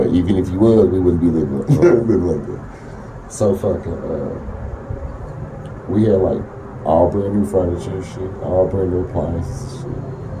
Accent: Oklahoma City, Oklahoma, United States; also born or lived in Tulsa / Moore / Edmond / Wichita Falls; Because I'm a Tulsa nigga, but I grew up in Oklahoma City. In Moore, fucking, in Edmond. Wichita Falls, Texas.

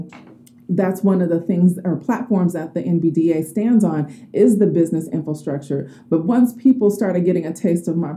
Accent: Oakland, California, United States; I'm from Oakland, so in the Bay Area

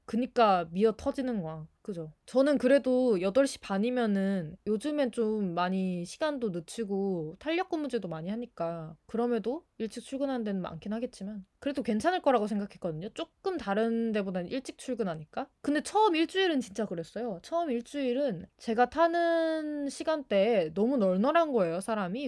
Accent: Gwangju, South Korea; accent: Jeolla; also born or lived in Hwasun, South Jeolla; now in Seoul, South Korea; 제가 전라도 쪽 사람입니다. 광주인데 아마 억양을 조금 느끼신 분이 있었을 수도 있어요. 이제 광주가 고향인데

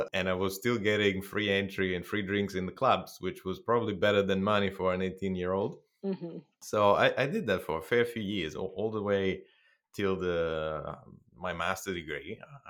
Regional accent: Bologna, Emilia-Romagna, Italy; English is a second language; moved away as an adult; now in Adelaide, Australia; That's right. Over in Italy. I am from Bologna. I did my undergrads, half of my master's degree there, half of it in California.

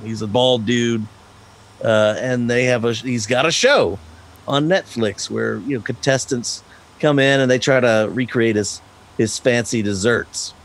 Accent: Big Spring, Texas, United States; I'm, I'm I'm from Big Spring, Texas, little tiny little town here in West Texas.

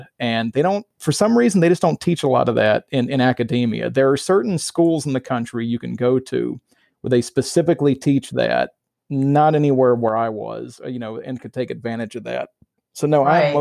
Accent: Mobile, Alabama, United States; moved away as an adult; also born or lived in Staten Island, New York; now in Pennsylvania, United States; I'm originally from Mobile, Alabama

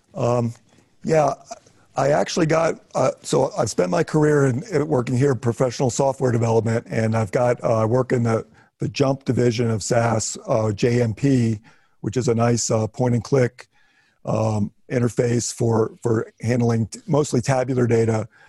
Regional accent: Ohio, United States; moved away as an adult; also born or lived in North Carolina; I grew up in Ohio, north central part

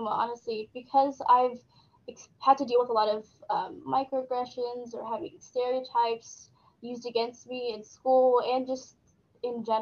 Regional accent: Sudan; what's been going on in um, Sudan, my home country

